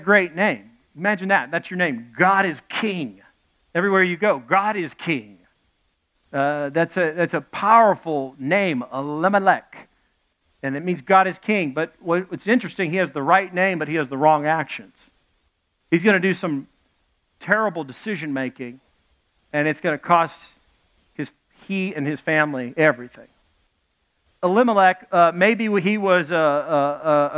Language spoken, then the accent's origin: English; Arkansas, United States; also born or lived in Dallas, Texas; I come from Arkansas. I was born in Dallas, grew up in Arkansas